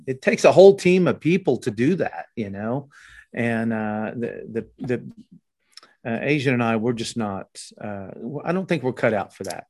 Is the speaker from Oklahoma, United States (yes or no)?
yes; Oklahoma, United States; we're from Oklahoma